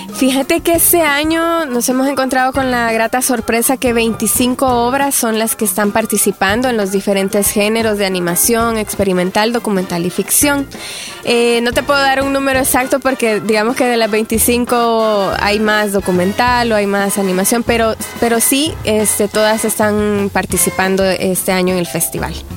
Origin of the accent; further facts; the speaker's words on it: El Salvador